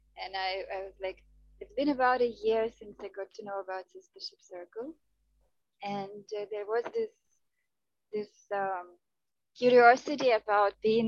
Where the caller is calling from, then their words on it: Goa, India; I am calling from India. I am in Goa, in India, where I live now.